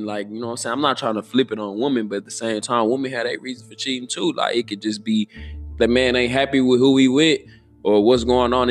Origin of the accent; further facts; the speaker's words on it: Houston, Texas, United States; I'm from Houston.